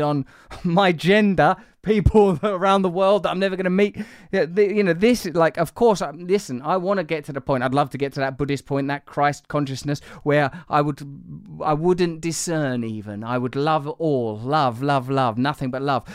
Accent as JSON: {"language": "English", "region": "England", "country": "United Kingdom", "said": "as an English person"}